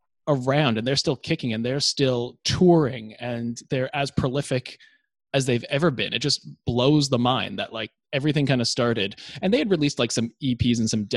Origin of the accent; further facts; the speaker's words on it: Toronto, Ontario, Canada; now in Melbourne, Australia; we're both boys from Toronto. You are still there, of course, but I'm a couple of kilometers away, a couple of towns over in Melbourne, Australia.